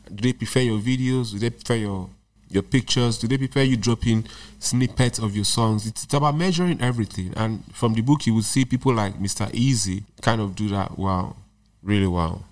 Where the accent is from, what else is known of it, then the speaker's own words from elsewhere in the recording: Nigeria; I'm not just speaking as a Nigerian